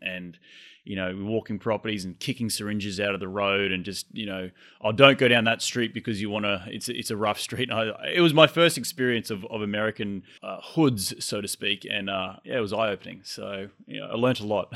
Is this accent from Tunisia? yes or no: no; Australia; moved away as an adult; now in United States; I'm Australian. I moved here five years ago